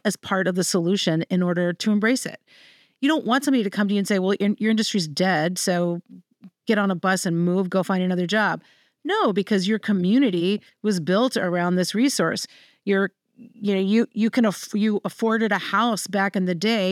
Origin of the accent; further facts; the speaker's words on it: Central Virginia, United States; I'm from Virginia. I'm from Central Virginia